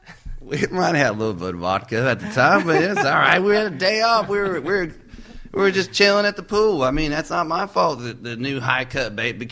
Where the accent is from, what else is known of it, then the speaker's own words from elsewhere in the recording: California, United States; also born or lived in the South; We're both from California, and out west, you know, it's a whole different kind of thing out there.